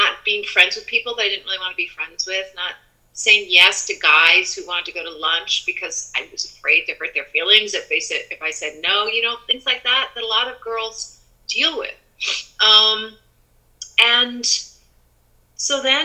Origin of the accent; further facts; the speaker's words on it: United States; I already had enough pressure as a girl in growing up in the United States